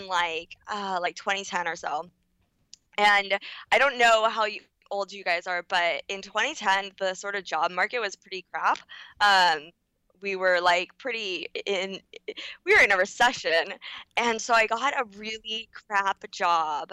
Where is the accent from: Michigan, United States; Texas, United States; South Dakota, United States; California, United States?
California, United States; Los Angeles; also born or lived in New York; I was born and raised in LA.